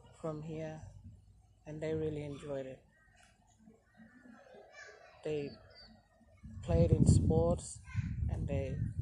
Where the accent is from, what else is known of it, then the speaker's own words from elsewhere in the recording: Gunbalanya, Northern Territory, Australia; I'm from West Arnhem Land, in a small place called Wimbalanya. It's a beautiful country. This is where I grew up.